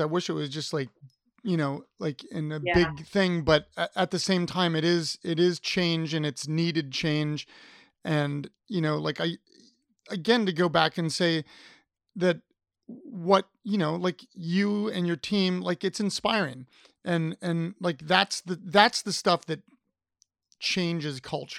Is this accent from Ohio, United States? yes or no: yes; Ohio, United States; now in Richmond, United States; I'm originally from Ohio